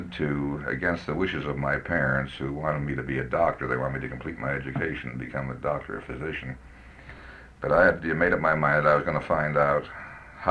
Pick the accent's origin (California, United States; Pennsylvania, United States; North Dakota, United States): California, United States; San Francisco; San Francisco, which is my hometown